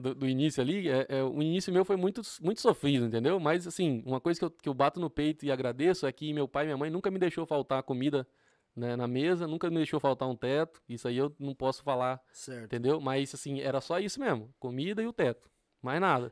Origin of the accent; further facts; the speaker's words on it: Rondônia, Brazil; also born or lived in Porto Velho, Rondônia; eu nasci no, no, em, no, na capital de Rondônia, que é Porto Velho